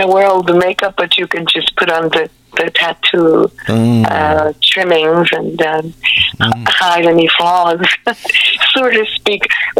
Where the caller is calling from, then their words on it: New Smyrna Beach, Florida, United States; I am in Florida, in New Smyrna Beach.